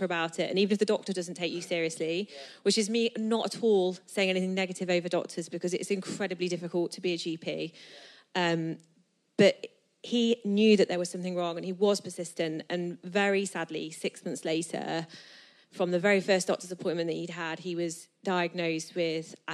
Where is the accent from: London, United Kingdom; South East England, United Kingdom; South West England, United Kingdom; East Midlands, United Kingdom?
East Midlands, United Kingdom; Nottingham; moved away as an adult; also born or lived in south of England; now in Nottingham, United Kingdom; I'm from Nottingham